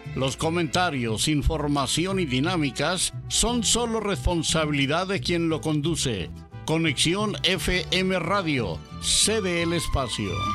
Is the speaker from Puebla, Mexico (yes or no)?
no; Baja California, Mexico; ciudadano californiano